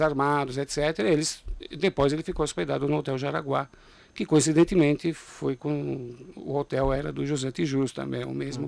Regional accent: Italy; now in São Paulo, Brazil; eu, por exemplo, nasci na Itália

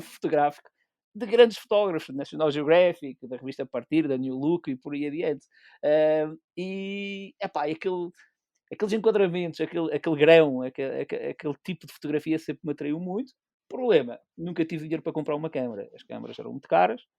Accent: Pico Island, Calheta de Nesquim, Azores, Portugal; sou da Ilha do Pico, mais propriamente da Calha de Nesqui

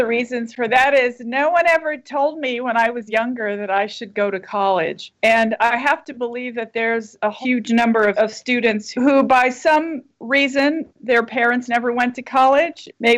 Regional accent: Pueblo of Laguna, New Mexico, United States; I am a very proud member of the Pueblo of Laguna, which is the Pueblo about 40 miles west of Albuquerque

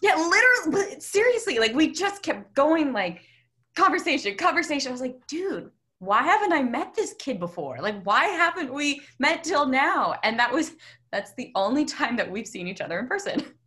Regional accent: Westlake, United States; we lived in the same hometown

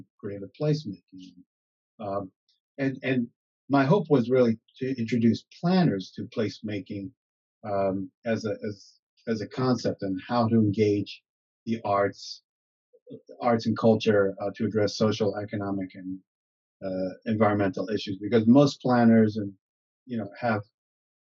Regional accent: New York City, New York, United States; moved away as an adult; also born or lived in Chicago, United States / Bradenton, Florida, United States / Jersey City, New Jersey, United States / Hoboken, New Jersey, United States; now in Maplewood, United States; I grew up in Staten Island, so hence my accent

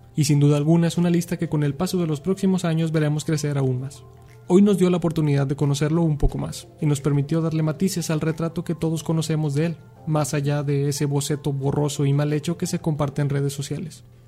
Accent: Teocaltiche, Jalisco, Mexico; somos tocaltichantes

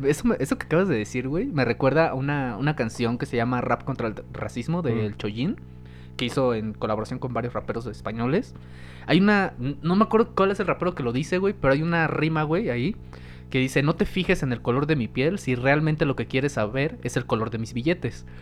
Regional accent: Mexico; como mexicanos

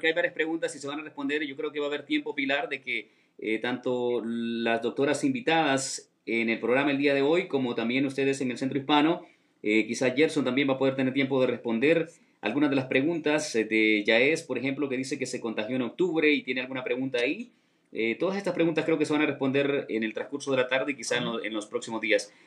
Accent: Honduras; yo soy de Honduras

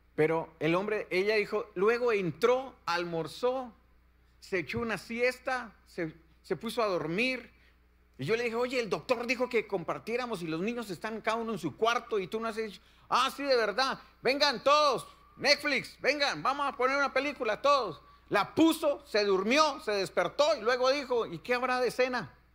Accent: Colombia; vengo de la bella tierra de Colombia

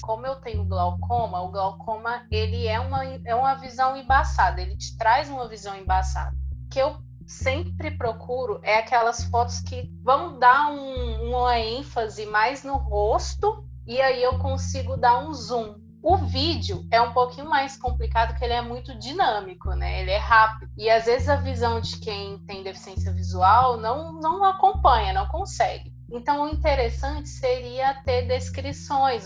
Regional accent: Uberlândia, Minas Gerais, Brazil; sou da cidade de Uberlândia, Minas Gerais

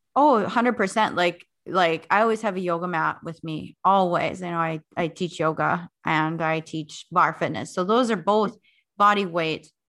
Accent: North Dakota, United States; also born or lived in South Africa; settle here in North Dakota, where I originally am from.

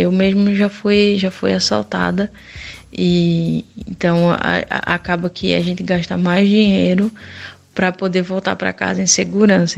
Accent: Brazil; moved away; a gente é do Brasil

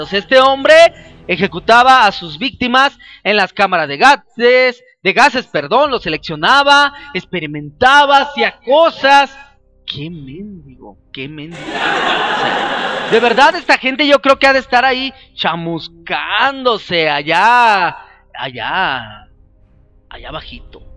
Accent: Mexico; Yo soy de México

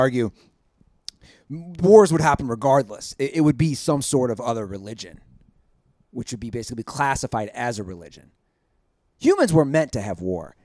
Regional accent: Cincinnati, Ohio, United States; my hometown of Cincinnati.

